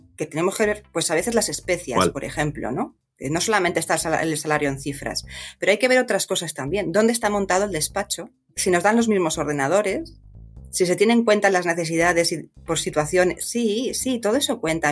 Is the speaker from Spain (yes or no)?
yes; Madrid, Community of Madrid, Spain; moved away as an adult; also born or lived in Pozuelo de Alarcón; nací en Madrid, sí, soy madrileña